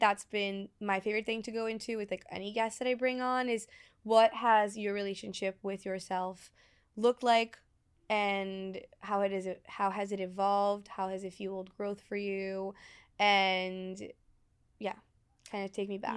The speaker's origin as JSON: {"language": "English", "country": "Brazil", "tie": "born or raised there", "moved": "yes", "said": "I'm fluent in three different languages because I grew up in Brazil, I speak Portuguese fluently"}